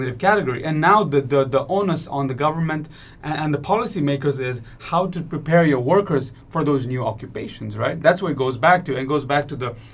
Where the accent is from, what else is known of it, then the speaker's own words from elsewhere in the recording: Kathmandu, Bagmati, Nepal; moved away as an adult; also born or lived in United States; I grew up in Kathmandu and went to schools in Nepal